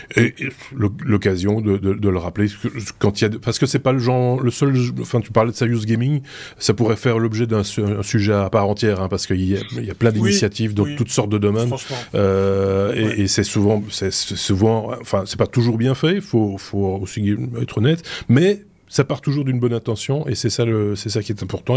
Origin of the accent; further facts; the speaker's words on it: Belgium; je suis belge